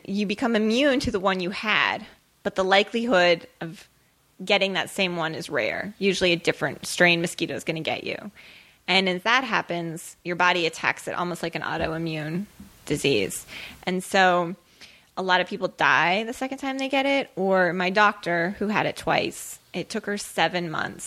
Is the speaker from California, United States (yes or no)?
no; Oregon, United States; I grew up in Oregon